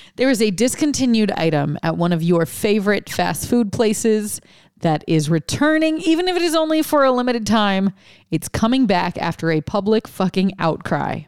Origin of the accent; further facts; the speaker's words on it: Lafayette, Louisiana, United States; moved away; I'm from Lafayette